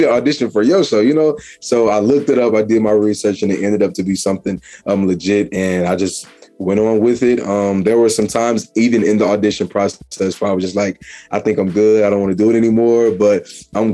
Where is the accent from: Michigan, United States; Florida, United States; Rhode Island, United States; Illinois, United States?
Illinois, United States; Peoria; also born or lived in Chicago, Illinois / North Carolina; I am originally from Chicago, Illinois. I did grow up in Peoria, Illinois as well.